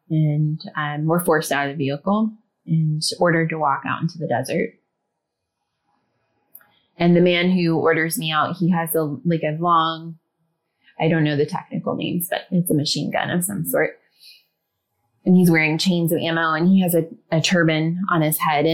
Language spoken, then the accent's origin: English; Ohio, United States; I grew up in the Midwest. I'm from Ohio.